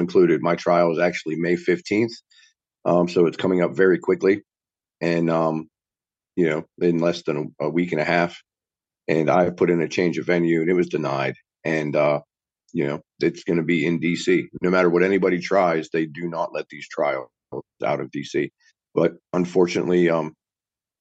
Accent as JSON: {"language": "English", "region": "West Virginia", "country": "United States", "tie": "born or raised there", "said": "I'm not from Alabama. I'm a West Virginia boy through and through, born and raised"}